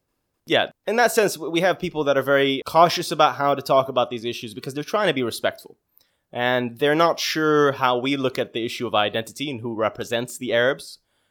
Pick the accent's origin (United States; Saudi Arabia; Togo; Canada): Saudi Arabia; also born or lived in Bahrain; I am Saudi Bahraini, but I identify more as a Saudi. I grew up in Saudi Arabia. I am currently aged at 32 years old.